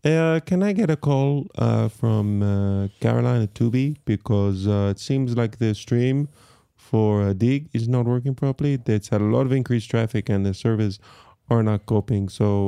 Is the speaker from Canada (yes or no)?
no; Kuala Lumpur, Federal Territory of Kuala Lumpur, Malaysia; Then we grew up mainly in Kuala Lumpur and I went to an international school there. So kind of my accent is kind of like an amalgamation of influences from all those places.